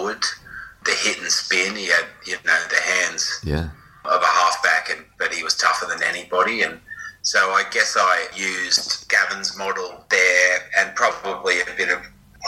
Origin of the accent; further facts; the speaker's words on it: Cronulla, New South Wales, Australia; I grew up in Cronulla